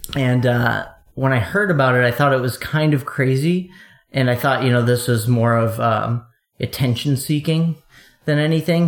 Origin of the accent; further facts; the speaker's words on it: eastern Wisconsin, United States; I I grew up in Wisconsin, eastern Wisconsin, kind of a a medium-sized city